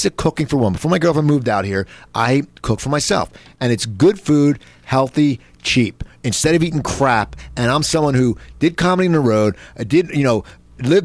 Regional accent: New Jersey, United States; where I grew up in New Jersey

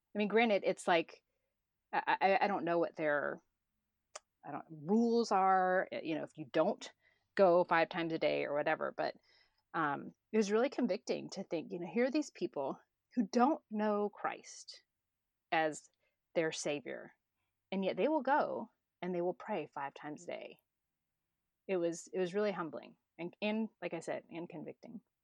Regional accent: Florida, United States; moved away as an adult; also born or lived in Chapala, Mexico / United Arab Emirates; I'm from Florida.

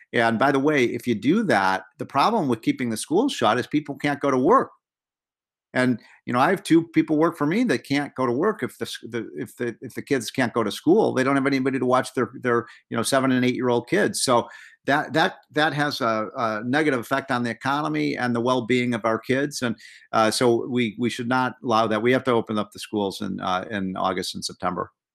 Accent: Illinois, United States; I'm from Illinois

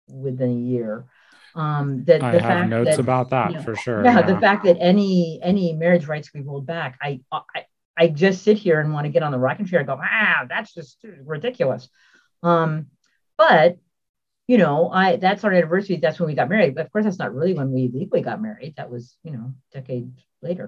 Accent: San Francisco, California, United States; moved away; also born or lived in Seattle; I grew up in San Francisco, moved to Seattle

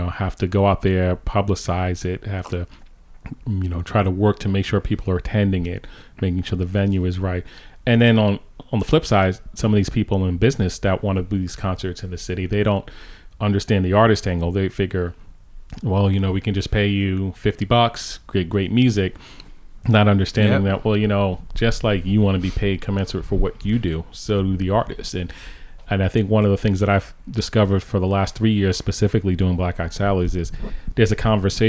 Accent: New York, United States; moved away as an adult; now in Hartford, United States; I grew up in New York.

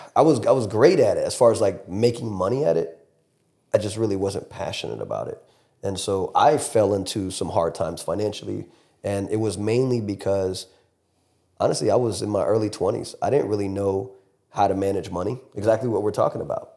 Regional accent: Fort Lauderdale, Florida, United States; moved away; I'm born and raised in Fort Lauderdale, Miami area, so Broward to Dade County

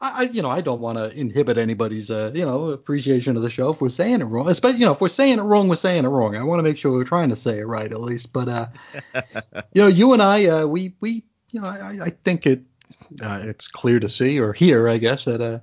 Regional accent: New York City, New York, United States; I'm a New Yorker

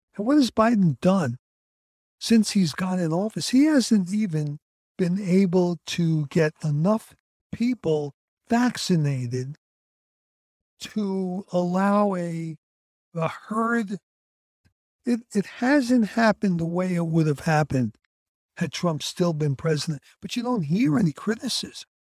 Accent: New York City, New York, United States; Growing up in the fifties in Brooklyn, New York, in Coney Island

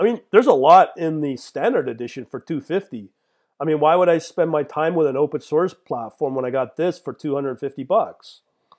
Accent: Canada; as a Canadian, yeah, it's much easier to set up a Binance account

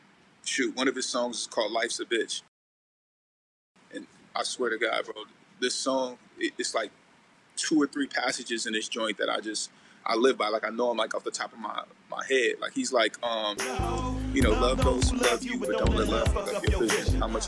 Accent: Vallejo, California, United States; the V sick. Super sick. I mean, I love my hometown, man, but, you know, like I said, you know, it goes down. So, like, I'm from the Crest

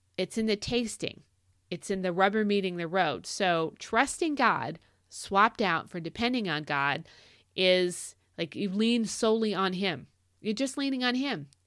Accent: Arizona, United States; moved away; for a, a hunk of my childhood, we grew up in Arizona

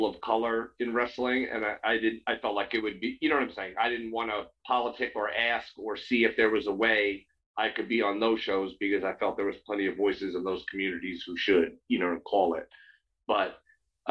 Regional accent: near Queens, New York, United States; I grew up in near Queens, New York

